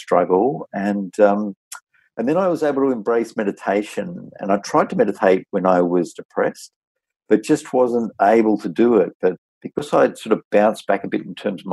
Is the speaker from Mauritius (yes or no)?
no; Taree, New South Wales, Australia; moved away as an adult; also born or lived in Sydney; I had a great childhood growing up in Taree in the north coast in New South Wales, and was a real country boy